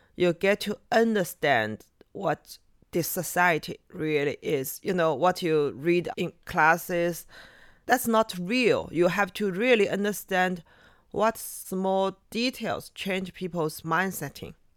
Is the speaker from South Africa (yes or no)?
no; Shanghai, China; English is a second language; also born or lived in Yumen, Gansu / Beijing; I'm from here, Shanghai.